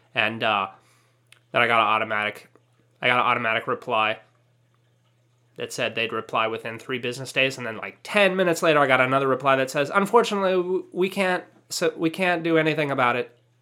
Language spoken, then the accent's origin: English; California, United States; I grew up in Mexico. I mean, California